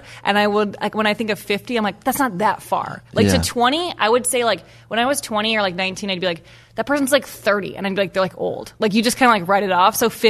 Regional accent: Evanston, Illinois, United States; moved away; anytime I go home, I really realize how lucky I was to have grown up there.

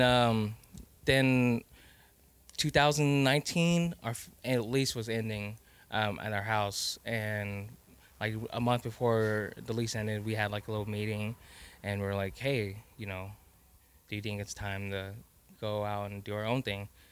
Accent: Texas, United States; I'm Laos and I'm also Texan at the same time.

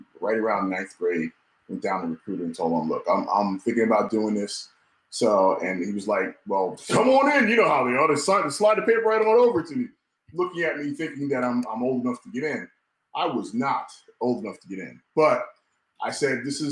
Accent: Bay Shore, New York, United States; I'm from Bay Shore, New York, to be exact.

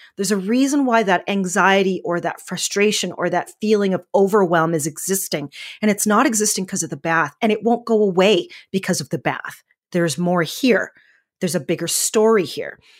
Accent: Northern Alberta, Canada; I'm from Northern Alberta, Canada, so we have a lot of wheat fields

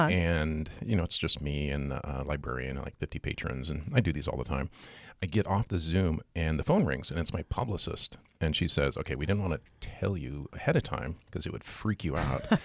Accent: Seattle, Washington, United States; now in Great Falls, United States; I grew up in the Seattle area

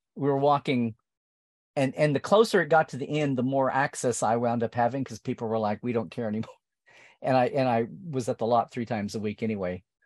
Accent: near Norman, central Oklahoma, United States; I was growing up in Okla, not rural Oklahoma, but like suburban adjacent central Oklahoma to Norman

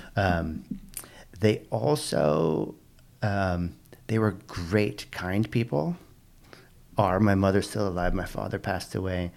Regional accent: Pasadena, California, United States; also born or lived in Oakland, California; I was born in Pasadena, California. Pasadena is in, uh, it's a suburb of Los Angeles.

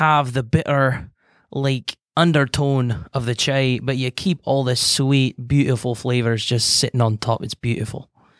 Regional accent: Ireland; moved away; I came from Ireland a long time ago, but I've just been cruising around Texas because you got nice weather.

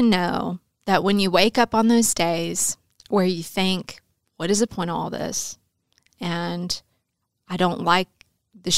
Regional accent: Milan, Tennessee, United States; Milan, Tennessee

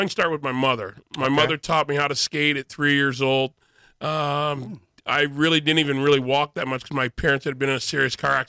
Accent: Windsor, Ontario, Canada; moved away as an adult; also born or lived in Toronto; I was born in Toronto, but grew up in Windsor, Ontario.

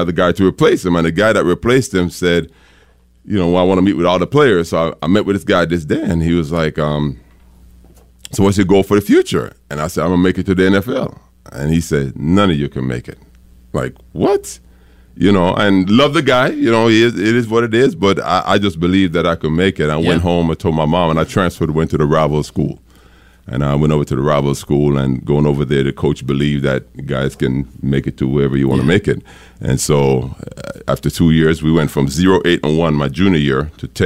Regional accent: New Jersey, United States; also born or lived in Jamaica; I grew up in Jersey

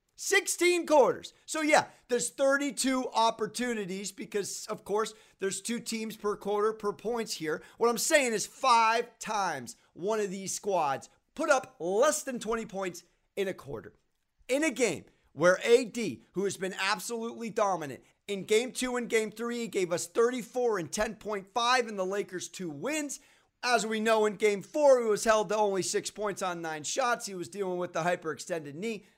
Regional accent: United States; I am an American

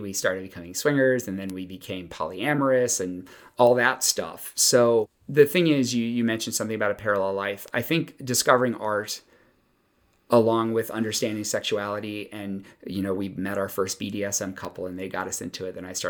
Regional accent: the South, United States; But I grew up in the South, so it was kind of everywhere.

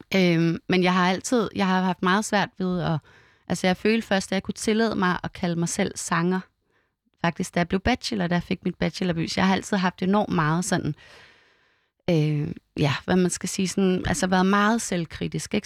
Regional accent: Vium, Central Denmark Region, Denmark; det var ikke rigtig det, man gjorde i Vium, hvor jeg er vokset op

